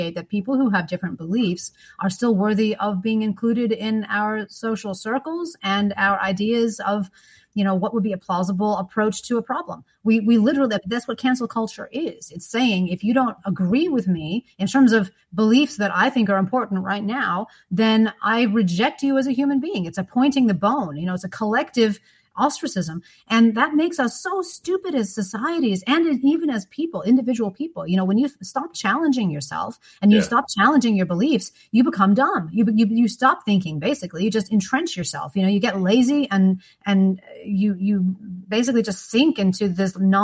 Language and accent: English; United States; accent: American; now in Australia